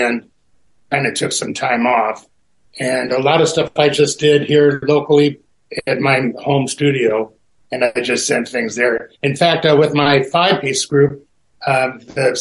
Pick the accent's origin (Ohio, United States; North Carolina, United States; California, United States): California, United States; Burbank; I was born and raised in Burbank